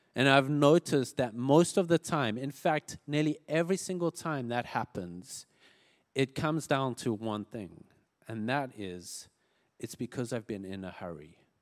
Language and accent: English; South Africa; moved away; I grew up in South Africa